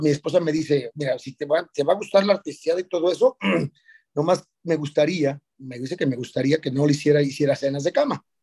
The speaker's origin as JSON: {"language": "Spanish", "town": "Ciudad Juárez", "region": "Chihuahua", "country": "Mexico", "said": "Yo soy de Ciudad Juárez."}